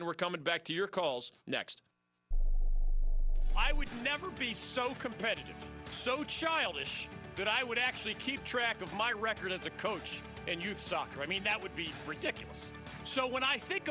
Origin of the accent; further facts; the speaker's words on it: Pennsylvania, United States; moved away; my home state of Pennsylvania